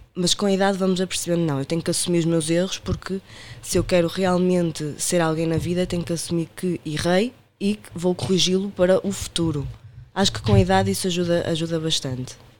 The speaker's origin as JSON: {"language": "Portuguese", "town": "Porto", "region": "Norte", "country": "Portugal", "tie": "born or raised there", "accent": "Porto", "moved": "as an adult", "lives_now": "Lisbon, Portugal", "said": "sou natural do Porto, como podem ver pelo meu sotaque"}